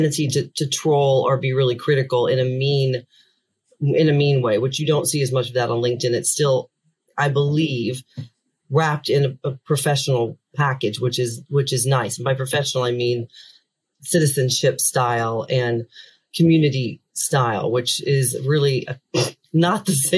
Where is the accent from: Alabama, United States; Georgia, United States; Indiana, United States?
Indiana, United States; moved away as an adult; also born or lived in Orlando, Florida / Washington, D.C.; now in Dublin, Ireland; I grew up in Indiana